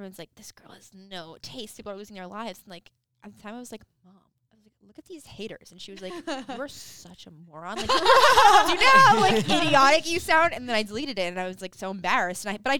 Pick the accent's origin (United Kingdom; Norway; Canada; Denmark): Canada; We're both Canadian.